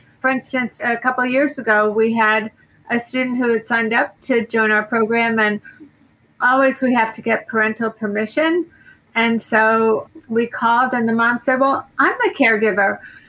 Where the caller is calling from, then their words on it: Boca Raton, Florida, United States; I'm calling in from Boca Raton, Florida.